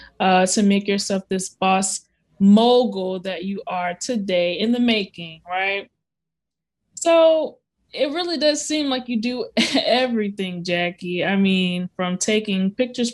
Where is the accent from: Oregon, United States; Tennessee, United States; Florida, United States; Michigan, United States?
Florida, United States; Tampa; I'm from Tampa originally. I traveled around a bit, but I settled back down here